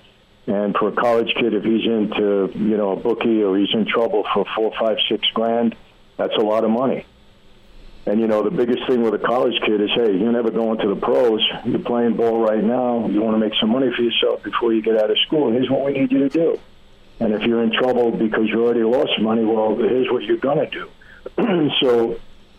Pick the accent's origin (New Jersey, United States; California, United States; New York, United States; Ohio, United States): New York, United States; New York City; we're two guys from Brooklyn